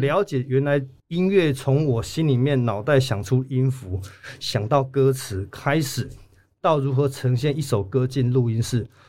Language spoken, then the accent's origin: Chinese; Chiayi, Taiwan; first language Taiwanese Hokkien; 我们台语才是我们自，在嘉义真的比较